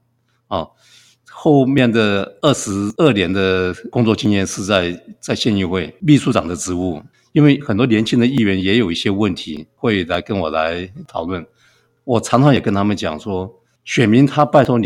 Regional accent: Kaohsiung, Taiwan; now in Hualien, Taiwan; 那我出生在高雄，当时是叫冈山镇。那冈山是一个空军基地。那我的父亲是是空军啊、呃，我有五个兄弟，还有一个妹妹。军人子弟生活都是很清苦。

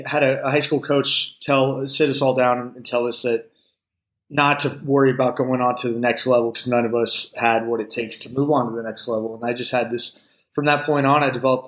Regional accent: Palo Alto, California, United States; growing up in Palo Alto, it was a very competitive environment

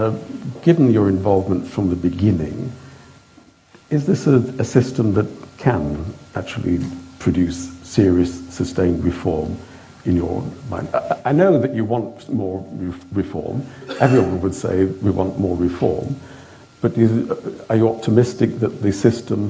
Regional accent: United Kingdom; as a Brit with our imperial history

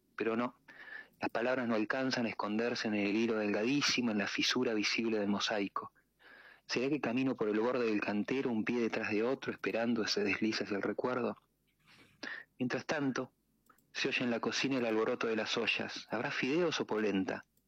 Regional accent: Tandil, Buenos Aires Province, Argentina; yo de Tandil, y en Tandil ustedes saben que hay un lago, ¿no? Entonces, eh, lago artificial. Entonces, como de muy pibe, siempre iba, nadaba

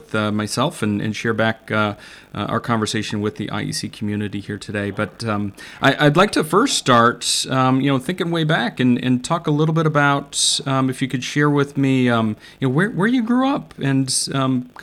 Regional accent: Iowa, United States; I grew up in Iowa, so also a Midwesterner at heart.

